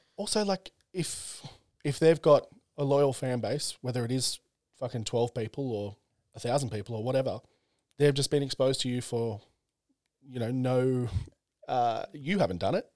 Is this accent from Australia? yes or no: yes; Central Coast, New South Wales, Australia; I grew up on the Central Coast